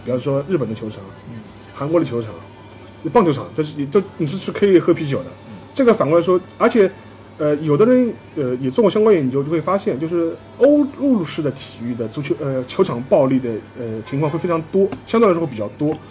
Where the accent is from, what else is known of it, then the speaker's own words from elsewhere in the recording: China; 我们中国人最熟悉的N B